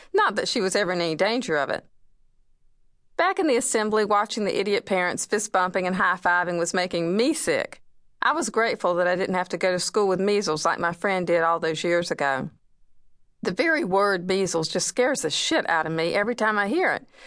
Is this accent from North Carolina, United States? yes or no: yes; Wilmington, North Carolina, United States; it's filmed in my hometown